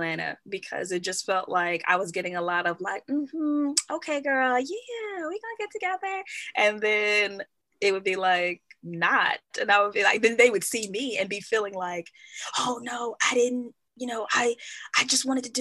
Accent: Kenya; I'm Kenyan and I'm a part of a tribe, I'm a Kikuyu

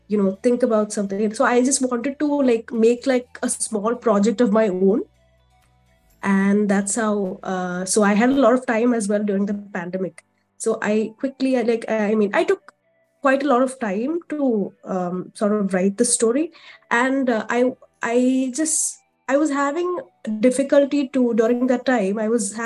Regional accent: Kerala, India; I'm from India, specifically Kerala. It's a southern state in India

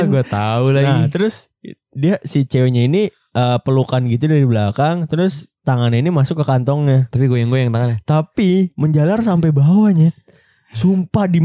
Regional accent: East Jakarta, Jakarta, Indonesia; Jadi kalau Jaksel itu yang gue tahu nih sebagai pandangan gue anak Jaktim abis nih eh pacarannya tuh biasanya ya selain candlelight dinner tuh kayak ke coffee shop.

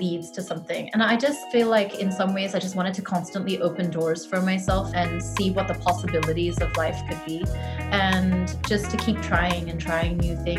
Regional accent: Singapore; also born or lived in New Zealand; I was born in New Zealand. I come from mixed heritage, which I think has given me so much perspective on life. My mom is Singaporean. My dad's Kiwi. That's what we call people from New Zealand. And I moved to Singapore when I was like 10 years old, and I've been here for such a long time. I did school here and everything

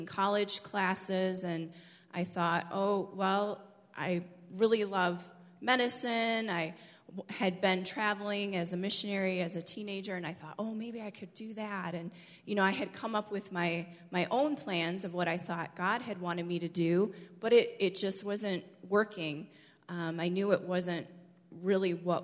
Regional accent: Michigan, United States; moved away as an adult; I grew up in Michigan and lived there until I was 20 years old

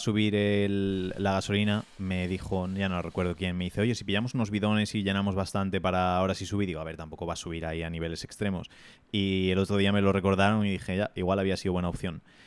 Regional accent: Spain; somos tan sumisos como sociedad española

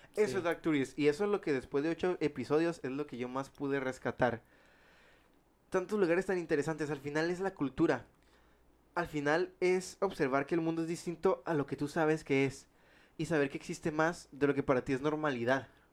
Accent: Mexico; nosotros como mexicanos

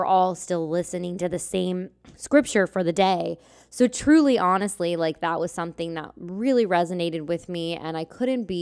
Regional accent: Lancaster, Pennsylvania, United States; moved away as an adult; I grew up here in Lancaster, Pennsylvania

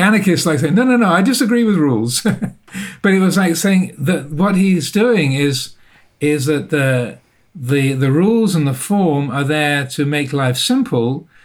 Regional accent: England, United Kingdom; accent: English private school; I went through the English private education system, as you can probably tell by my accent

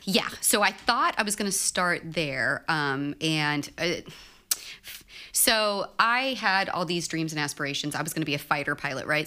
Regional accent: Houston, Texas, United States; I grew up in Houston

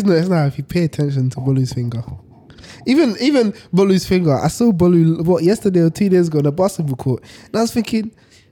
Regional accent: Ghana; Even though I'm Ghanaian

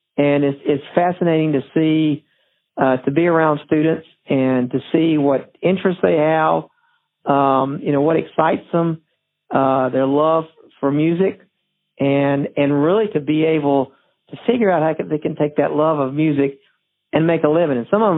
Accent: Alabama, United States; You know, I'm from the South, Sweet Home Alabama.

